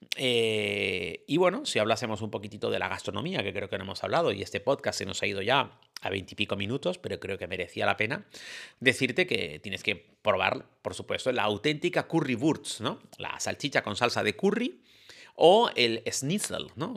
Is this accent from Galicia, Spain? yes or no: no; Canary Islands, Spain; en mi tierra